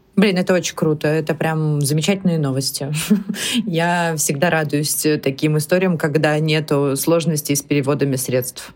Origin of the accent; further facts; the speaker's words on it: Russia; Мы в России привыкли к хорошему покрытию и действительно классному быстрому интернету